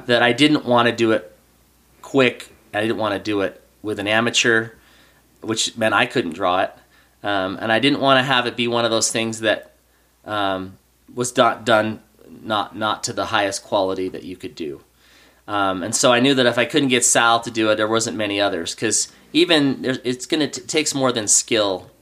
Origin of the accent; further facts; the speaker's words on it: Oregon, United States; moved away as an adult; now in Utah, United States; I grew up in Oregon